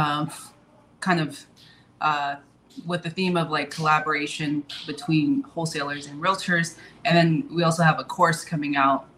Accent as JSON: {"language": "English", "area": "Bay Area", "region": "California", "country": "United States", "tie": "born or raised there", "said": "I'm originally from California, born and raised from the Bay Area"}